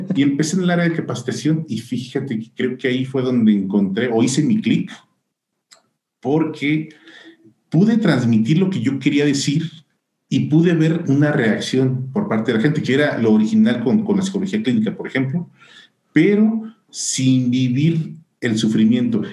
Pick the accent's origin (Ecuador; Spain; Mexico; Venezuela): Mexico; Tepic, Nayarit; moved away as an adult; now in Guadalajara, Mexico; yo soy de Nayarit, yo, yo nací en Tepic, Nayarit